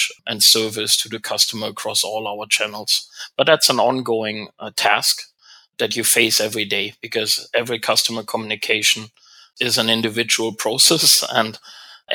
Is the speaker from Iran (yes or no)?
no; Germany; moved away as an adult; also born or lived in Europe / Asia; now in Canada; I'm not from North America, I'm German originally, now Canadian-German